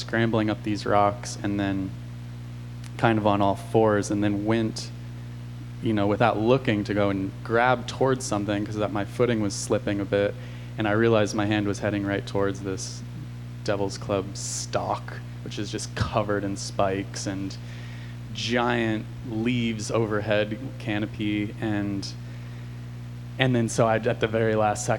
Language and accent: English; Olympia, Washington, United States; moved away; also born or lived in Portland, Oregon; I was growing up outside of Olympia, Washington